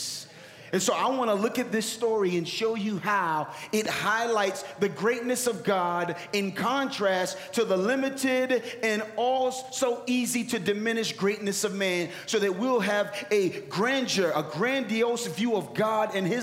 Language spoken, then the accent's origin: English; Philadelphia, Pennsylvania, United States; Philly, my hometown